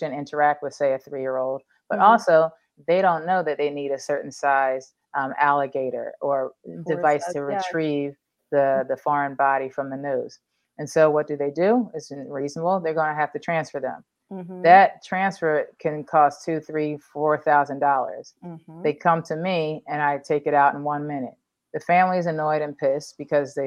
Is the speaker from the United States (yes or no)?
yes; Philadelphia, Pennsylvania, United States; growing up in the Northeast in Philly